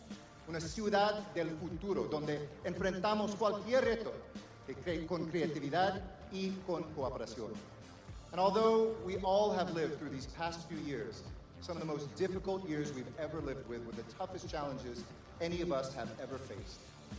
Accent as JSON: {"language": "English", "town": "Los Angeles", "region": "California", "country": "United States", "tie": "born or raised there", "said": "I'm so honored to say welcome, bienvenidos, bienvenue, bienvenido to my hometown, el pueblo de Nuestra Señora la Reina de los Ángeles de Portiúncula"}